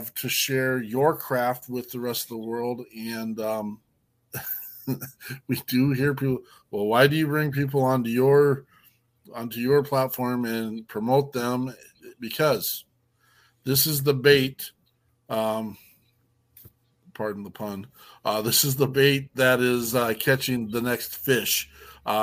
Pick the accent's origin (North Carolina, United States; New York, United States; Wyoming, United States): Wyoming, United States; I'm a hillbilly from Wyoming